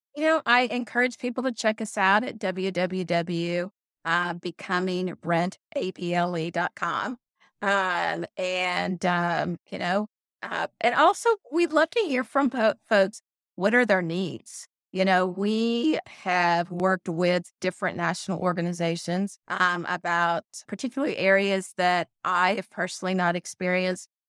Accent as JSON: {"language": "English", "town": "Conway", "region": "Arkansas", "country": "United States", "tie": "born or raised there", "moved": "yes", "said": "we built a model property in my hometown of Conway, Arkansas. I haven't been home in about thirty years"}